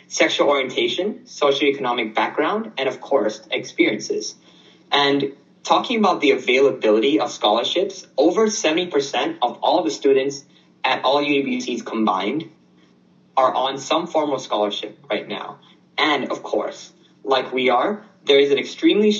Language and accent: English; Thailand; moved away; also born or lived in Japan; I am from Thailand